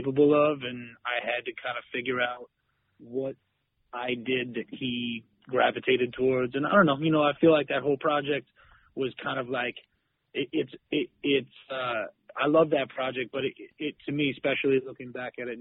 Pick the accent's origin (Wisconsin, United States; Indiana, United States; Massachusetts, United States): Massachusetts, United States; Western; also born or lived in New York City; now in Boston, United States; But I grew up in Western Mass